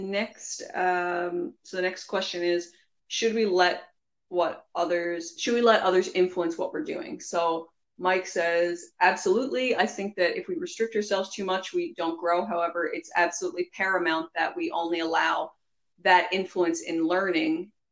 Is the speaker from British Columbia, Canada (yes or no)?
no; Newfoundland and Labrador, Canada; you can probably hear our accents. Anyway, we're from Newfoundland.